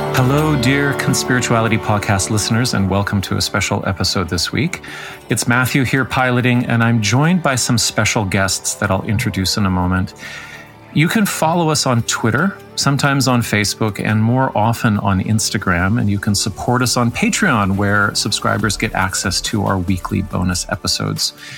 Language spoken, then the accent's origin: English; Toronto, Ontario, Canada; my hometown of Toronto